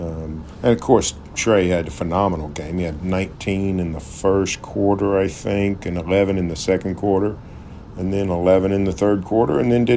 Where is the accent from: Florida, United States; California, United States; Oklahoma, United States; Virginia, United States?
Oklahoma, United States; Norman; I grew up in Norman. I went to Norman High.